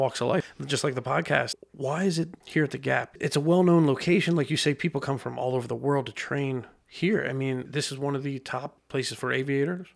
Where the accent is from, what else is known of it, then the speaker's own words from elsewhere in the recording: Lebanon, Pennsylvania, United States; growing up in Lebanon